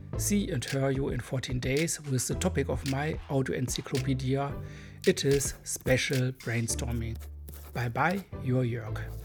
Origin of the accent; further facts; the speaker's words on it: Germany; accent: hard accent; English is a second language; I'm a German boy